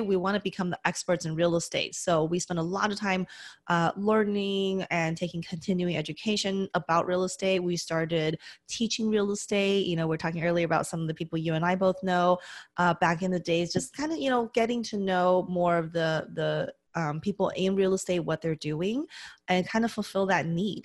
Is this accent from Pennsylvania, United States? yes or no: no; Las Vegas, Nevada, United States; moved away as an adult; now in California, United States; I grew up in Las Vegas originally.